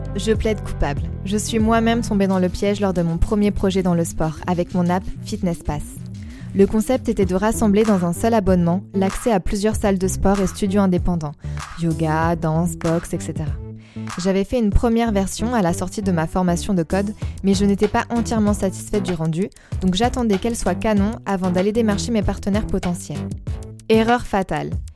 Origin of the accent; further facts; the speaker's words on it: Poitiers, Nouvelle-Aquitaine, France; dans les rues de ma ville natale, à savoir Poitiers